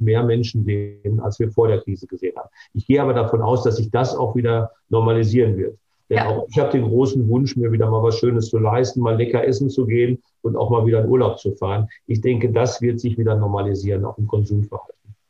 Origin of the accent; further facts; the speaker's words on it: Bochum, North Rhine-Westphalia, Germany; hier in meiner Heimatstadt Bochum